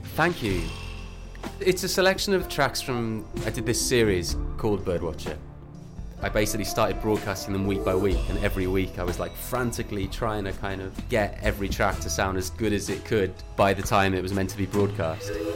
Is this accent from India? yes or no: no; Birmingham, West Midlands, United Kingdom; I grew up around Birmingham Way